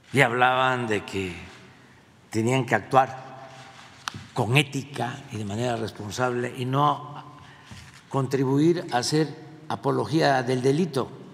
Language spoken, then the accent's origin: Spanish; Mexico; Es para sentirnos como mexicanos orgullosos